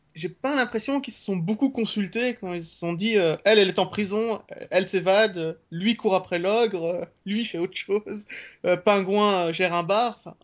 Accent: Belgium; j'ai grandi en Belgique.

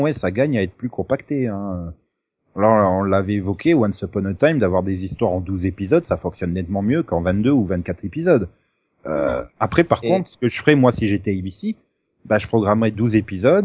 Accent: France; on est français

